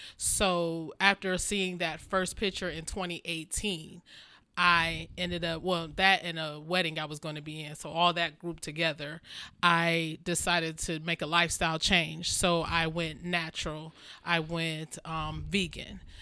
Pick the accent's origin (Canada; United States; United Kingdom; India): United States; Maple Heights, Ohio; born or raised there; also born or lived in Youngstown, Ohio